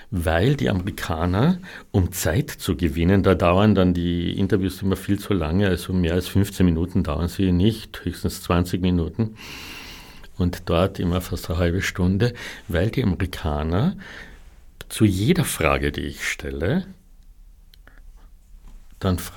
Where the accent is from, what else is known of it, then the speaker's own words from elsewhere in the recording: Klagenfurt, Carinthia, Austria; davor im Muselhaus in Klagenfurt, in meiner Heimatstadt.